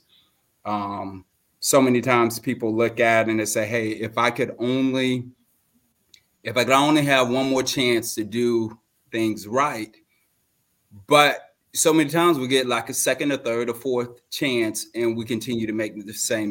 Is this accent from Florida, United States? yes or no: yes; Fort Lauderdale, Florida, United States; I'm originally from Fort Lauderdale, Florida. I was born a premature baby.